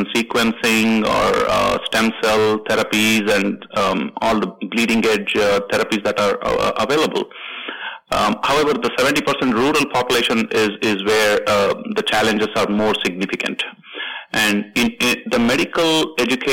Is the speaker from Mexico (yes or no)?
no; India; now in United States; India, where I came from